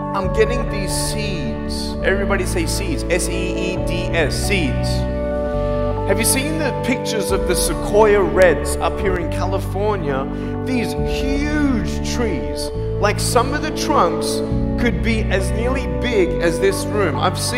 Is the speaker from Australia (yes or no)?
yes; Australia; now in Los Angeles, United States; I'm from Australia.